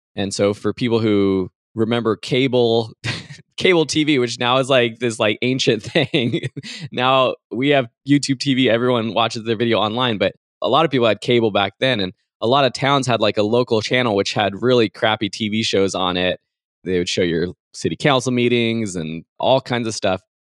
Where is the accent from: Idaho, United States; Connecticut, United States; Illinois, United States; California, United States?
California, United States; San Dimas; I am from outside Los Angeles in a town called San Dimas.